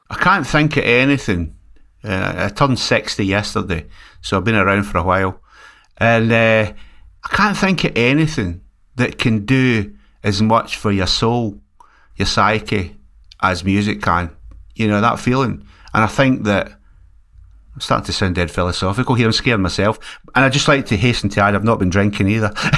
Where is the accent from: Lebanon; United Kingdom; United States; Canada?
United Kingdom; Scotland; also born or lived in West Yorkshire; now in Liverpool, United Kingdom; here in Scotland where I come from